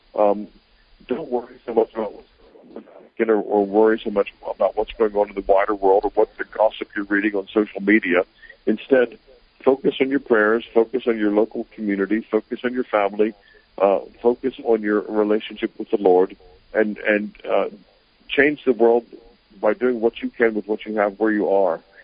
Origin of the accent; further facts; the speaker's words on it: United States; moved away as an adult; also born or lived in Greenville, South Carolina / England; I was brought up in America